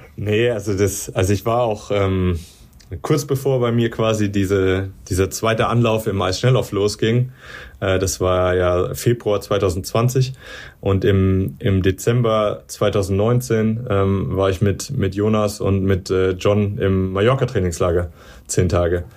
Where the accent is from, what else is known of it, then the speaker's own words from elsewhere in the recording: Darmstadt, Hesse, Germany; ich komme ja aus Darmstadt